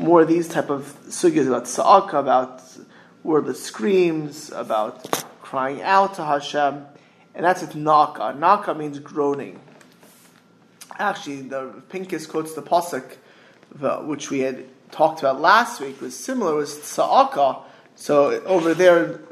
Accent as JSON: {"language": "English", "town": "Miami Beach", "region": "Florida", "country": "United States", "tie": "born or raised there", "said": "growing up in Miami Beach"}